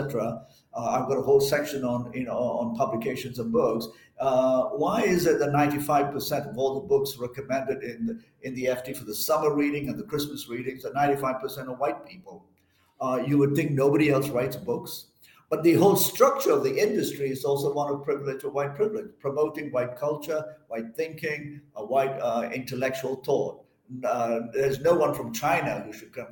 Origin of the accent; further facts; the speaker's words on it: Malaysia; moved away; I'm originally from Malaysia